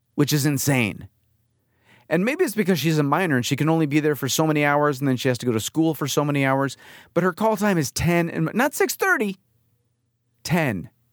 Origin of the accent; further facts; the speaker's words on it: New York, United States; moved away as an adult; now in California, United States; we grew up in New York